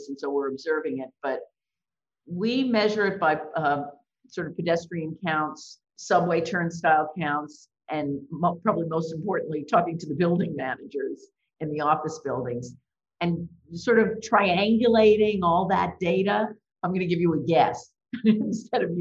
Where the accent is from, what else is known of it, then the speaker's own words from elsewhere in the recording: New York, United States; I grew up in New York